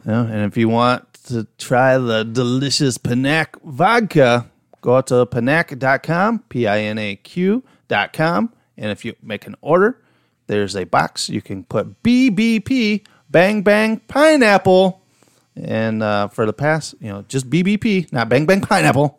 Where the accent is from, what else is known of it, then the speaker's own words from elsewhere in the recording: Chicago, Illinois, United States; accent: heavy Chicago; my heavy Chicago accent